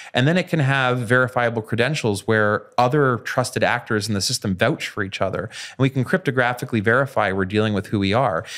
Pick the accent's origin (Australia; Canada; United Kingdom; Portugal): Canada; moved away; growing up in Canada in nineteen ninety-three